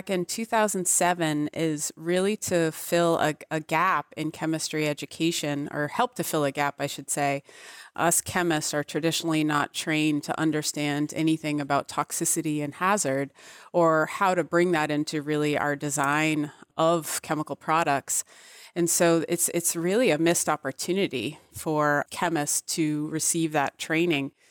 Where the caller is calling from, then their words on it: Massachusetts, United States; I am in New England. I am just north of Boston.